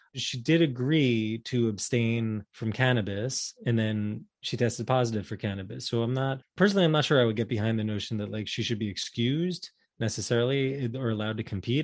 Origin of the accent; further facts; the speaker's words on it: New York, United States; as a New Yorker